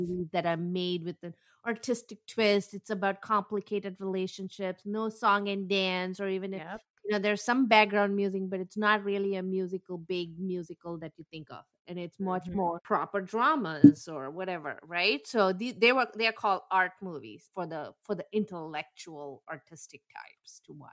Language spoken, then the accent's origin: English; South India, India; I'm from South and we have a different kind of jewelry